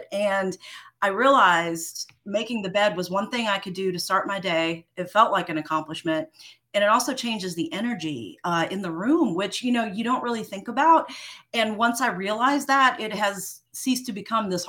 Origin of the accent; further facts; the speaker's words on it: New York City, New York, United States; I grew up in New York City, spent a lot of time in little like pocket parks in Central Park